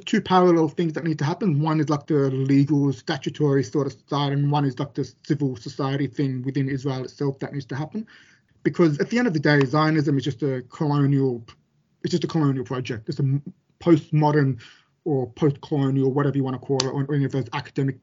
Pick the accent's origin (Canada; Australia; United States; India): Australia; I was born in Australia